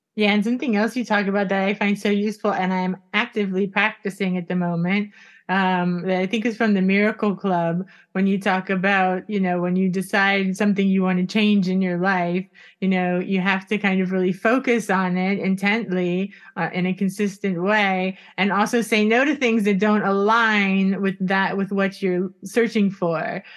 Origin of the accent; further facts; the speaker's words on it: Florida, United States; we're from Florida